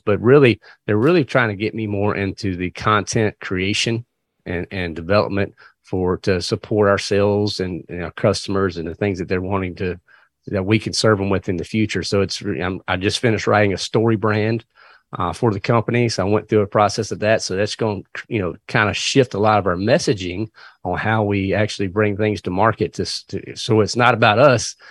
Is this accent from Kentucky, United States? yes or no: no; Virginia, United States; moved away as an adult; now in North Carolina, United States; I actually was born and raised in Virginia, but We were about two miles from the North Carolina line